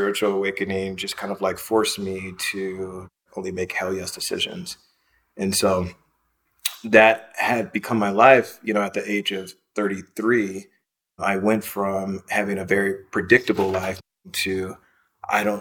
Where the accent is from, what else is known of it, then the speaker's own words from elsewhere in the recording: Los Angeles, California, United States; moved away as an adult; also born or lived in Brooklyn, New York; I'm from Los Angeles, California